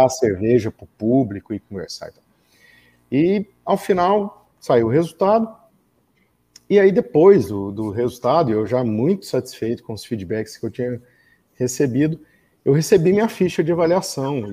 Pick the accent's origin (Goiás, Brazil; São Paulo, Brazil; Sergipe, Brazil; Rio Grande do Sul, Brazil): Goiás, Brazil; interior of; also born or lived in Goiânia; eu sou goiano, uh, nasci em Goiânia, mas uh, na verdade minha mãe é, foi ter o parto lá, mas eu sou do interior